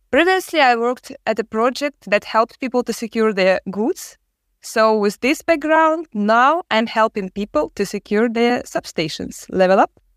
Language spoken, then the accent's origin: English; Ukraine; I'm from Ukraine.